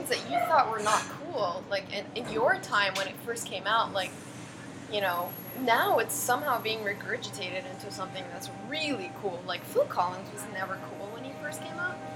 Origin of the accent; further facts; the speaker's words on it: Kuwait; also born or lived in Cairo, Egypt; No, I grew up in Kuwait, which is where um, which is a tiny little country in the Gulf. Um, my dad, my parents worked there, so I, I grew up there. You know, lived there for 16 years